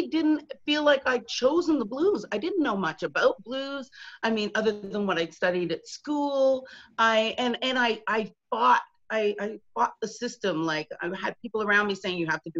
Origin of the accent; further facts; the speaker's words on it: London, Ontario, Canada; moved away as an adult; also born or lived in England / Toronto; now in Montreal, Canada; I'm from London, Ontario, so not Toronto, although I did spend some time in Toronto